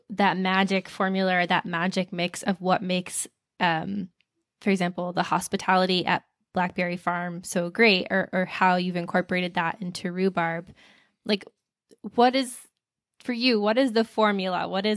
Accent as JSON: {"language": "English", "region": "the South", "country": "United States", "tie": "born or raised there", "said": "I grew up in the South"}